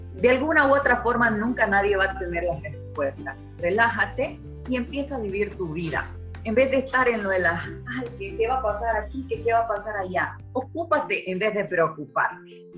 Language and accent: Spanish; Honduras; hondureña 100%